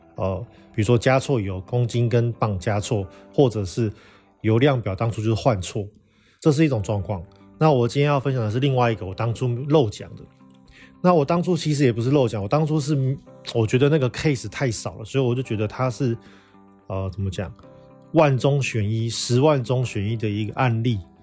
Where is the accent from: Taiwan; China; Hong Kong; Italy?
Taiwan; northern Taiwan; 我们台湾人习惯的湿度是五六十趴以上嘛。甚至像，呃，我们住在北部地方，有时候常常常年都是六七十趴的相对湿度